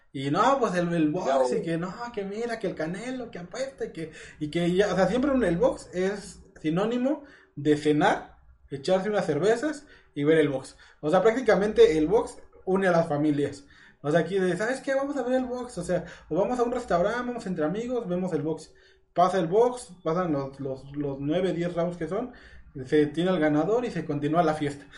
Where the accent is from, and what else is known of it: Mexico